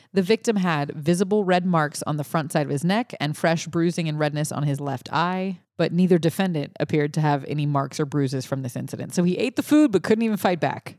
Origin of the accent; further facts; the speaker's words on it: Cajun, Louisiana, United States; I'm the Cajun person here.